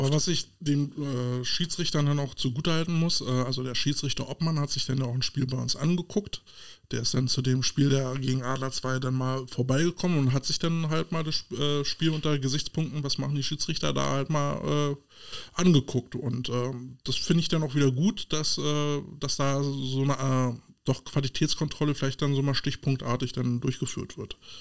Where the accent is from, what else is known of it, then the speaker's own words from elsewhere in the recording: Berlin, Germany; so als Berliner